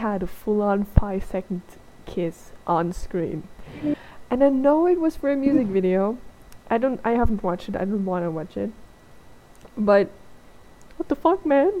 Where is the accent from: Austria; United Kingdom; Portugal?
Austria; English is a second language; I'm not from Germany, I'm from Austria, that's this other German-speaking country